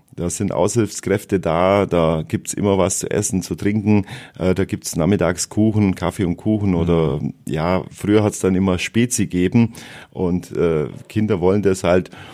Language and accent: German; Wallerstein, Bavaria, Germany; Ich bin in Wallerstein geboren, äh, 1970, also doch schon etwas älter. Und äh, ja, ich bin aufgewachsen in, in der Ecke Wallerstein, dort zur Schule gegangen und dann in Nördlingen die Realschule.